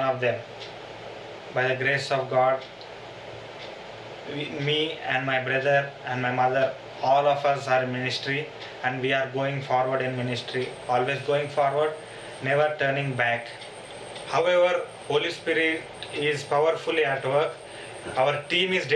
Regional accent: India; from India

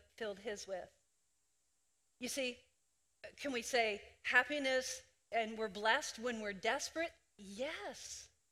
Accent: Greenwood, Delaware, United States; I was born in Greenwood, Delaware

